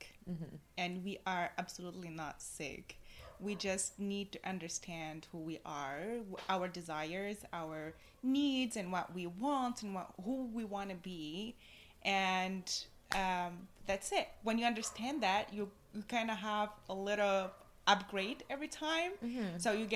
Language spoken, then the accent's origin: English; Tunisia; moved away as an adult; also born or lived in Corsica, France; I was born and raised in Tunisia.